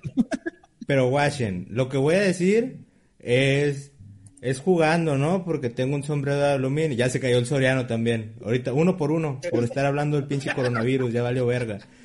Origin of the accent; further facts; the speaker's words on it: Tijuana, Baja California, Mexico; somos de Tijuana